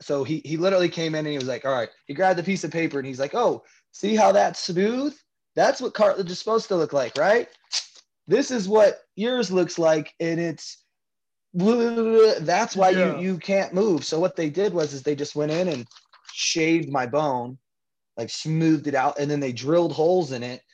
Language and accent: English; St. Louis, Missouri, United States; moved away as an adult; also born or lived in California; now in Las Vegas, United States; I was from St. Louis